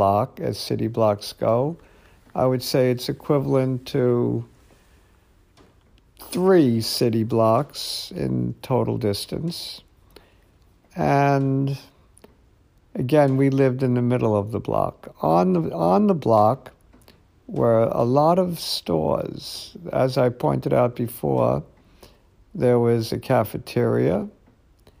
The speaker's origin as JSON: {"language": "English", "town": "New York City", "region": "New York", "country": "United States", "tie": "born or raised there", "said": "I grew up in an apartment house on Saratoga Avenue in Brooklyn. It was a Brownsville section of Brooklyn"}